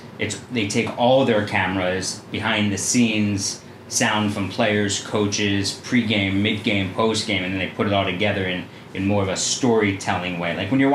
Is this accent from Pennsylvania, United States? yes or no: yes; Philadelphia, Pennsylvania, United States; growing up in Philadelphia